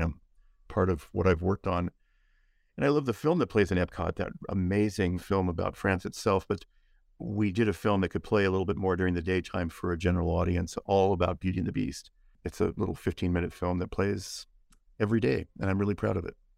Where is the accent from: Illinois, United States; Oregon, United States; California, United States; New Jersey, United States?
California, United States; San Gabriel Valley, Southern; I grew up in the San Gabriel Valley, which is a lovely part of Southern California, the Los Angeles area